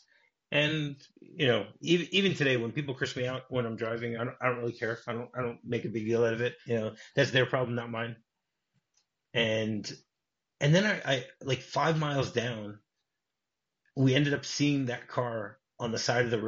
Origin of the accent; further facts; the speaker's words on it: Detroit, Michigan, United States; I grew up in Detroit